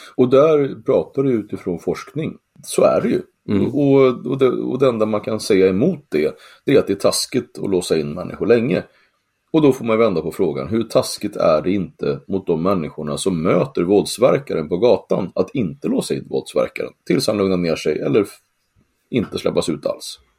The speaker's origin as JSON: {"language": "Swedish", "country": "Sweden", "said": "jag är från Sverige"}